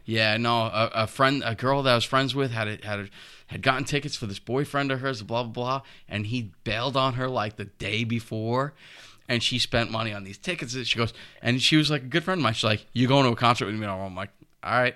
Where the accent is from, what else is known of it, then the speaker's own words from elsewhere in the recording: North Patchogue, New York, United States; when I was a kid, I grew up in North Patchogue by Canaan Lake